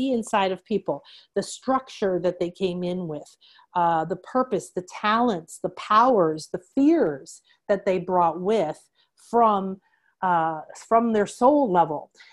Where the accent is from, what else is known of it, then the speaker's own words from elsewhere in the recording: Chicago, Illinois, United States; I was raised in the Midwest in Chicago by a banker and a nurse